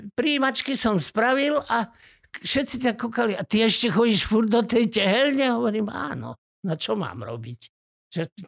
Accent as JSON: {"language": "Slovak", "town": "Hrachovo", "region": "Banská Bystrica Region", "country": "Slovakia", "tie": "born or raised there", "also_born_or_lived": "Rimavská Sobota", "moved": "yes", "lives_now": "Trenčín, Slovakia", "said": "Pochádzam z Gemera, medzi Rimavskou sobotou a Hnúšťou. Je taká dedinka Hrachovo."}